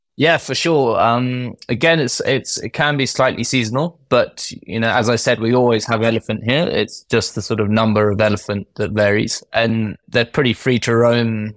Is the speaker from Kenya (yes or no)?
yes; Kenya; I grew up in, I grew up in Kenya.